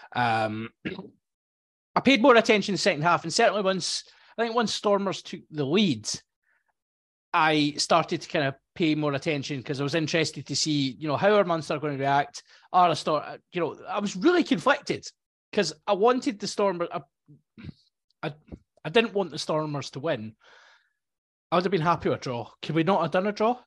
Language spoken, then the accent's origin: English; Scotland, United Kingdom; being a Scottish person